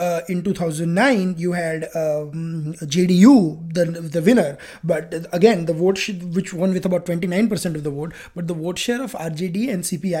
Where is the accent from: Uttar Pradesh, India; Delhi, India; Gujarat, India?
Gujarat, India; I'm from Gujarat.